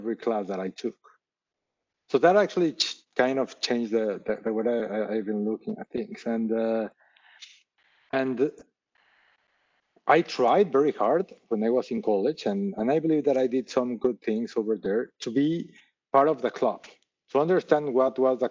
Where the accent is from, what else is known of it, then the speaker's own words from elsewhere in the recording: Mexico City, Mexico; moved away as an adult; now in United States; I'm originally from Mexico City. I was raised in Mexico City